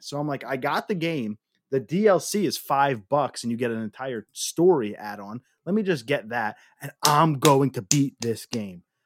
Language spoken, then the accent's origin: English; Northeast, United States; We, we were spoiled growing up in the Northeast, man. I mean, we still live in the Northeast